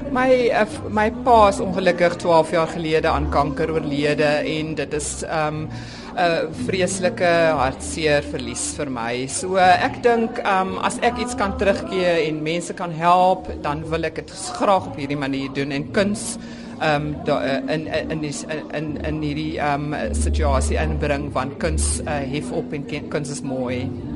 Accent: South Africa; my um heritage um as as Suid-Afrikaner uh, en my Duitse en Nederlandse herkoms

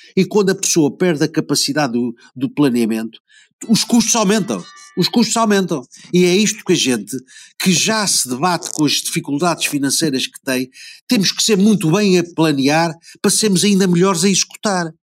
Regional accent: Portugal; eu sou português

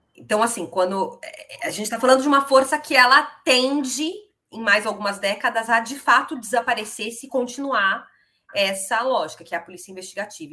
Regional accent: São Paulo, Brazil; como paulista que sou

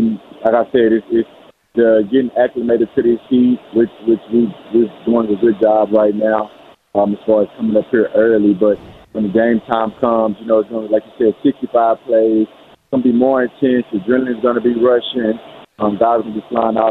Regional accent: the South, United States; now in Boston, United States; I'm from the South

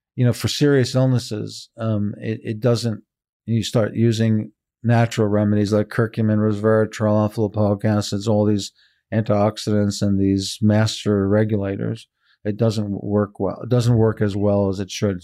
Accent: Israel; now in San Francisco, United States; I was born in Israel, but my parents are European.

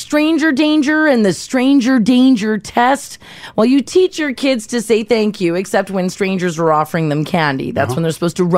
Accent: Calgary, Alberta, Canada; when I was growing up in Calgary

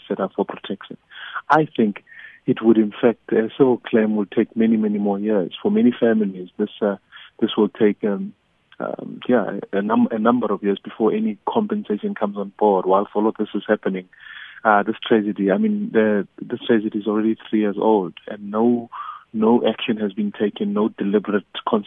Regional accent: South Africa; us as the South African people

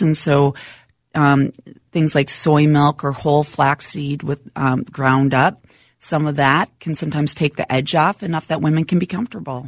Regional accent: Minnesota, United States; Minnesota, born and raised, uh, grew up he, right here in town.

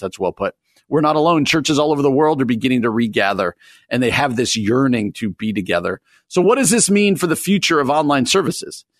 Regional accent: New Jersey, United States; I grew up in New Jersey

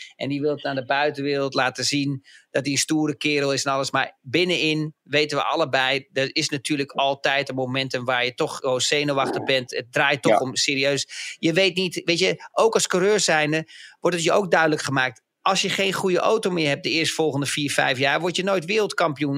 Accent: Netherlands; als Nederlanders

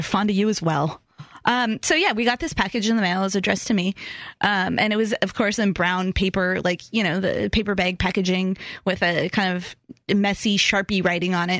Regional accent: Pacific Northwest, United States; moved away; I'm from the Pacific Northwest from those days.

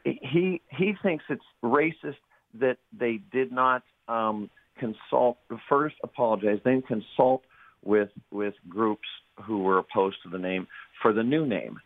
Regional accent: Erie, Pennsylvania, United States; now in Washington, D.C. area, United States; I'm from Erie, Pennsylvania

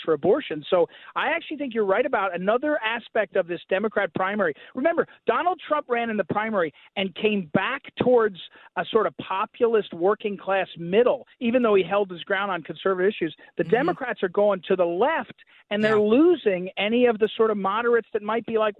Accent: Missouri, United States; that's my home state in Missouri

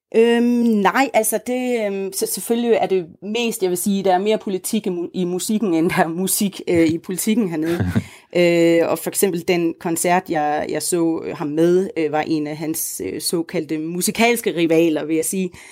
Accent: Denmark; moved away as an adult; now in Uganda

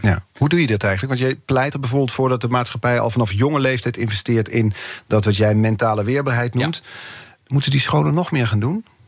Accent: Netherlands; als Nederlanders

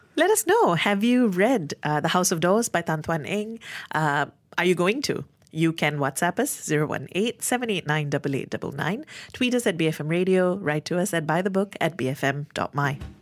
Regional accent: Malaysia; as a Malaysian reader

